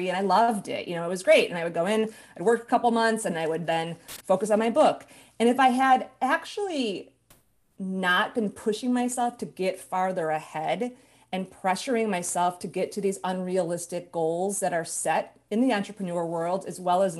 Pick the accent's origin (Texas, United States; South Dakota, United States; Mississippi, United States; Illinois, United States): Illinois, United States; Chicago; moved away as an adult; now in California, United States; I grew up in Chicago, and as soon as I finished my MBA, I left Chicago